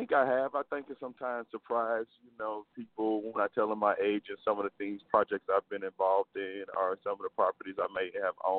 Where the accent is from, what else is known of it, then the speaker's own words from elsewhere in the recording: Baton Rouge, Louisiana, United States; also born or lived in Stanford, California; I'm originally from Baton Rouge, Louisiana.